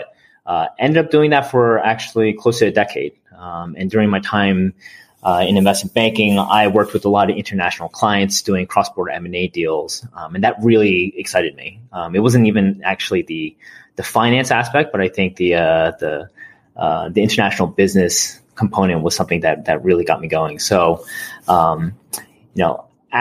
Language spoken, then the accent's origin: English; South New Jersey, United States; also born or lived in Mississippi / New York City; I was born in Mississippi, down in the South, and decided to move over to South New Jersey, where I spent most of my childhood.